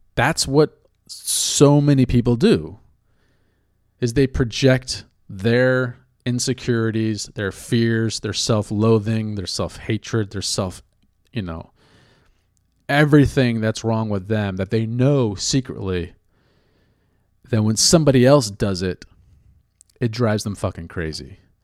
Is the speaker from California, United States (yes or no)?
yes; California, United States; now in New York, United States; I grew up in California